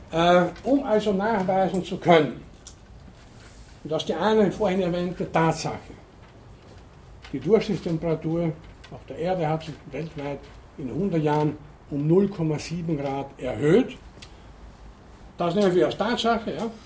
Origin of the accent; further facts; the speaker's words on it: Munich, Bavaria, Germany; Wo komme ich her? Ich komme aus München, wie ist das Wetter?